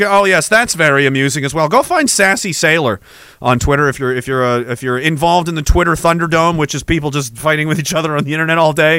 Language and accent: English; Nova Scotia, Canada; Short long since I grew up in Nova Scotia. I learned about Louis Riel in school.